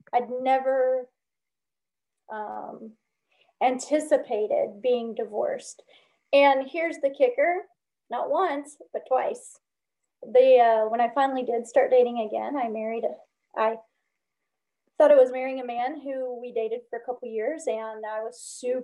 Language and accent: English; Alabama, United States; also born or lived in Chicago, Illinois / Northwest Indiana; now in California, United States; I lived in Chicago about 26 years, the Chicagoland, Northwest Indiana area, but I grew up in Alabama